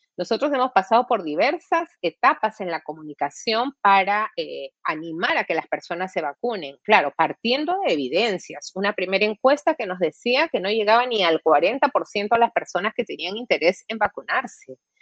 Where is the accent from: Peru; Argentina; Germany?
Peru; como peruana